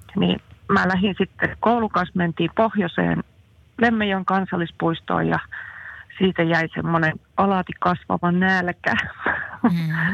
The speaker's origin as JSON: {"language": "Finnish", "region": "Central Finland", "country": "Finland", "also_born_or_lived": "Jyväskylä / Jämsä", "said": "keski-ikäinen eräopas Keski-Suomesta"}